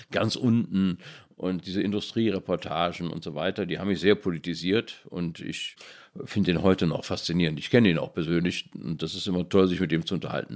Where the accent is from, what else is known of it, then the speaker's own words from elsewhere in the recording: Cologne, North Rhine-Westphalia, Germany; in dem Vorort, wo ich aufgewachsen bin, Köln-Widersdorf